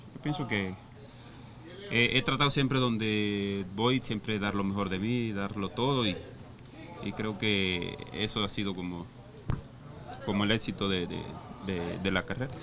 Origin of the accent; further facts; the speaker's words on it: La Guajira, Colombia; moved away; soy guajiro, costeño